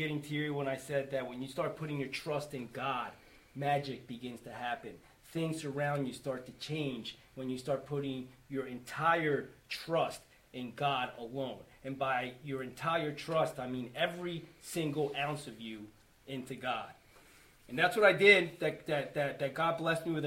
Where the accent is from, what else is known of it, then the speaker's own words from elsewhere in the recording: Schwenksville, Pennsylvania, United States; I'm from Schwanksville.